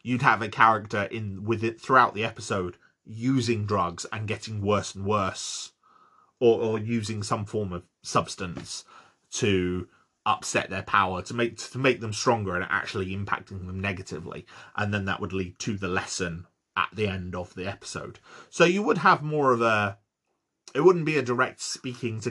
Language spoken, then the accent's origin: English; United Kingdom; I'm British. We use the wrong words